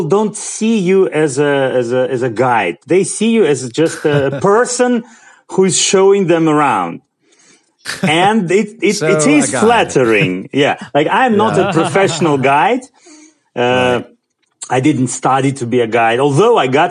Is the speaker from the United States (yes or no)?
no; Pyatigorsk, Stavropol Krai, Russia; English is a second language; Well, I'm from Pyatigorsk. I live here all my life, all my 42 years I live here